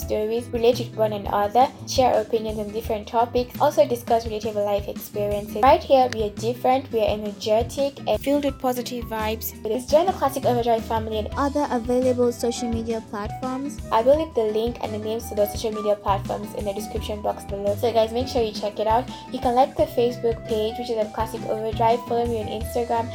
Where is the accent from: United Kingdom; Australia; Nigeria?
Nigeria; moved away as an adult; now in Kenya; I am a Nigerian currently living in Kenya